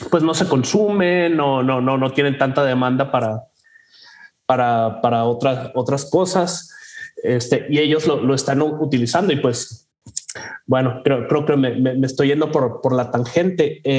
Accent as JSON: {"language": "Spanish", "country": "Mexico", "said": "que nosotros como mexicanos reconoceremos"}